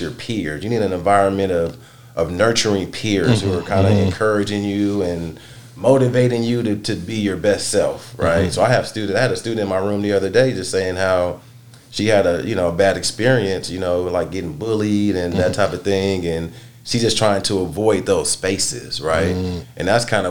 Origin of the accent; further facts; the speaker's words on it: the Bay Area, California, United States; I grew up in the Bay Area